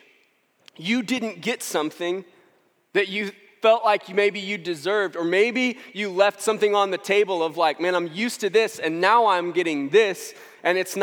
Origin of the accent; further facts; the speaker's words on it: St. Louis, Missouri, United States; I'm from St. Louis, and I was 10 when the Rams won the Super Bowl in 1999